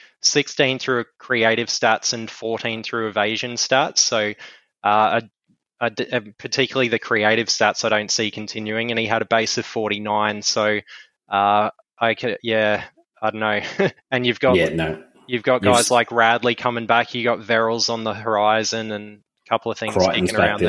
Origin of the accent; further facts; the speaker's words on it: Queensland, Australia; as a Queenslander